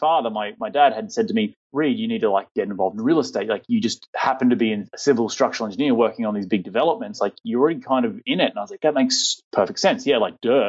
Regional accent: Australia; moved away; I've got a weird accent. I'm from Australia

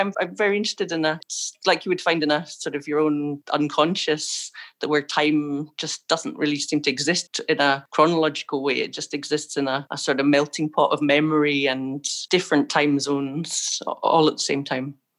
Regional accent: Scotland, United Kingdom; moved away as an adult; also born or lived in Ireland; Originally, I'm from Scotland, and then I've been living in Ireland uh, since I was about 25

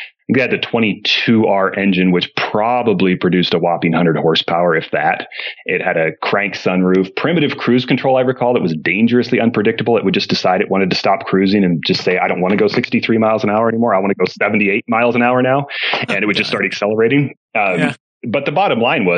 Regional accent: Portland, Oregon, United States; I grew up in the Pacific Northwest, mostly around Portland, Oregon.

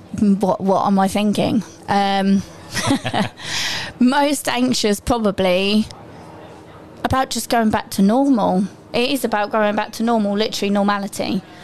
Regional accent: Essex, East of England, United Kingdom; I'm, I'm from Essex, mine is Mind Health Service

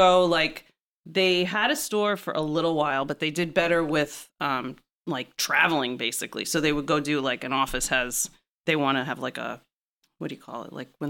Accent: Syosset, New York, United States; moved away as an adult; now in Los Angeles, United States; I'm from Long Island.

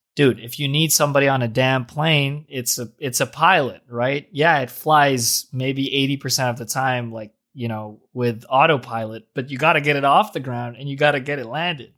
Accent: Jersey City, New Jersey, United States; I'm from Jersey City.

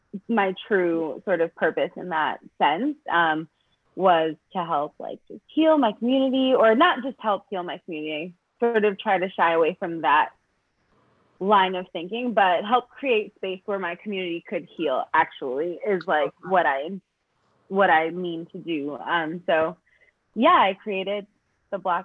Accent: New York City, New York, United States; now in Los Angeles, United States; I'm from Brooklyn, New York. I live in LA now with my dog.

